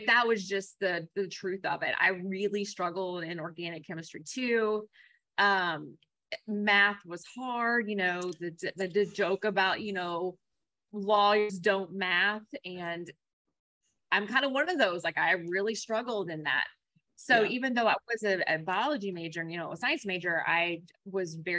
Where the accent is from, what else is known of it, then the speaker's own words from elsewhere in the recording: Kentucky, United States; accent: Kentucky twang; also born or lived in Colorado / Louisville, Kentucky / California; after living here and really growing up here, of course, I have incurred an accent